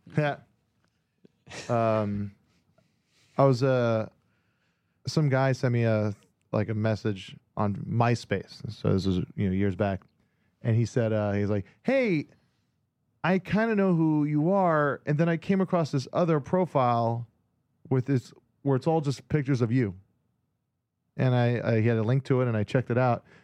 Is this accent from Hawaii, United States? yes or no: yes; Hawaii, United States; born or raised there; moved away